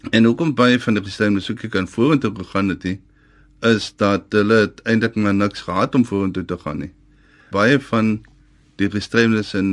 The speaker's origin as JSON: {"language": "Afrikaans", "area": "West Coast", "region": "Western Cape", "country": "South Africa", "said": "Ek is van Velde op die Weskus."}